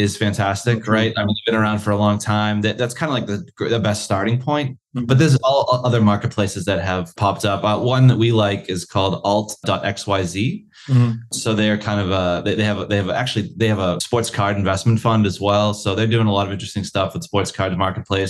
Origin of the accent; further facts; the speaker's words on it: United States; now in Australia; as an American